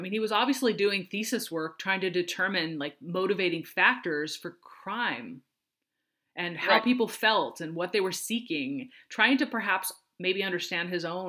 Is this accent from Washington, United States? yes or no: yes; Washington, United States; I'm from Washington State